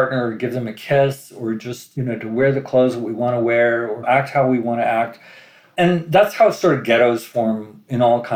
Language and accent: English; Central California, United States; I was brought up in Central California